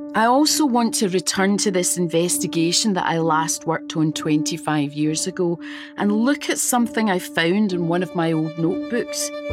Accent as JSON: {"language": "English", "town": "Glasgow", "region": "Scotland", "country": "United Kingdom", "tie": "born or raised there", "said": "I grew up in Glasgow, a city haunted by this killer"}